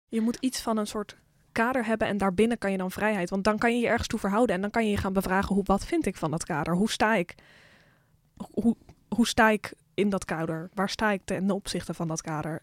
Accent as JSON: {"language": "Dutch", "country": "Netherlands", "said": "voor de rest kom ik uit het Westen, uit Europa. En dan uit Nederland"}